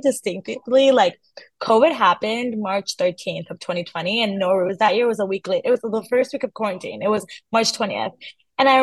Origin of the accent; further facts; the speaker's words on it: North Carolina, United States; English is a second language; also born or lived in Iran; I was born in North Carolina, but then I was born when I was like 2 or 3, I moved to Iran until I was 8.